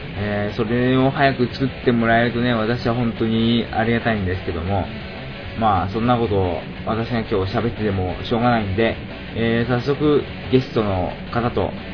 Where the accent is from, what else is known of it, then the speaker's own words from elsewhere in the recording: Shizuoka, Japan; now in Tokyo, Japan; 私の出身地、静岡県